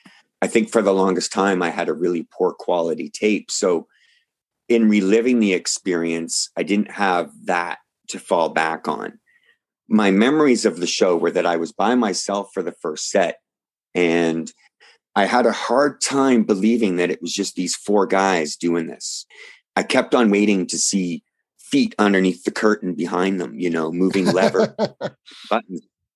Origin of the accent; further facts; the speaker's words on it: Canada; So see, this is where being a Canadian fan and being somebody that was, you know, reticent about saying no to hopping in a car